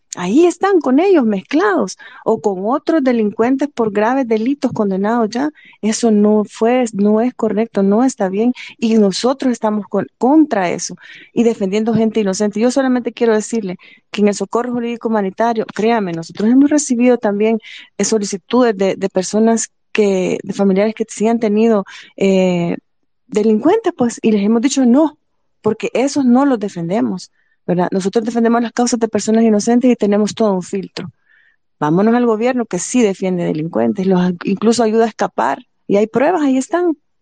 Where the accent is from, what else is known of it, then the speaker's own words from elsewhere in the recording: El Salvador; yo crecí en Jardines del Pepeto, Apango